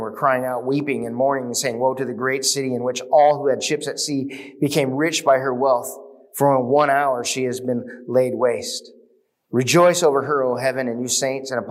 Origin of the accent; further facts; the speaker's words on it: United States; we as American Christians